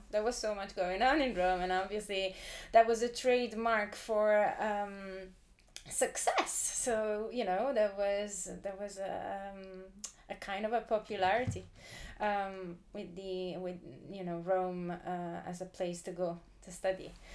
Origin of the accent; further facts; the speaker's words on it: Southern Italy, Italy; moved away; also born or lived in Edinburgh; country that I call Italy. That's where I was born. Uh, but if people ask me where are you from, I have to say I'm from southern Italy